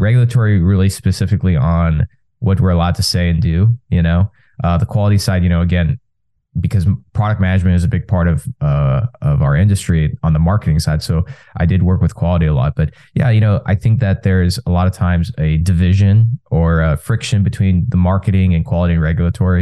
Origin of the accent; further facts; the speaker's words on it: Texas, United States; I was born and raised in Texas, first generation American